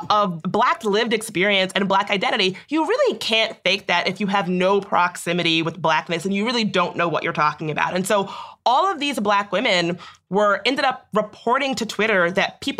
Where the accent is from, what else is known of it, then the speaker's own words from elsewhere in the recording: Chicago, Illinois, United States; I'm from Chicago.